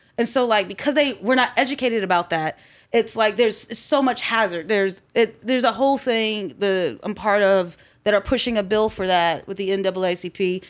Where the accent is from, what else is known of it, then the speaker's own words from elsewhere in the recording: Columbus, Ohio, United States; also born or lived in Baltimore, Maryland / Groveport, Ohio; I was born in Baltimore, Maryland, and we came here to Columbus when I was about six or seven